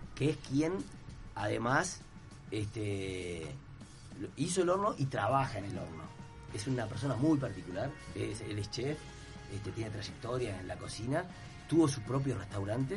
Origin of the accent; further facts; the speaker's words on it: Piriápolis, Maldonado, Uruguay; yo soy de Piriápolis